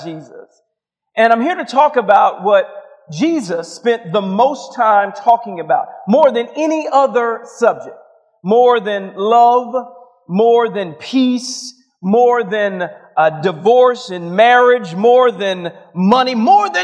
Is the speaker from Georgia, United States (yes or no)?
yes; Atlanta, Georgia, United States; I'm from Atlanta